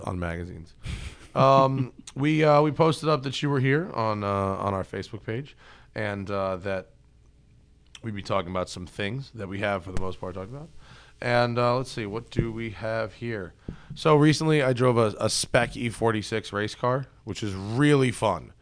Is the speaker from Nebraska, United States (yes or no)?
no; New York, United States; I'm from New York